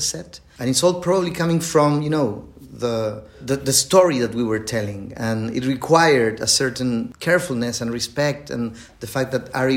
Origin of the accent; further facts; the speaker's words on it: Chile; English is a second language; I am from Chile and English is not my native language, as you can hear.